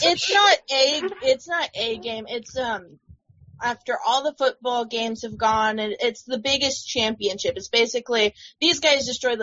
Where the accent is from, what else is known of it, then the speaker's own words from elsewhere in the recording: United States; I'm American